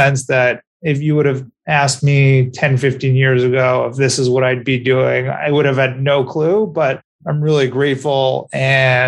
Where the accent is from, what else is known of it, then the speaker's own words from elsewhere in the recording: Montreal, Quebec, Canada; moved away as an adult; also born or lived in Ann Arbor, Michigan / Chicago / New York; I grew up in Montreal and I stayed through university there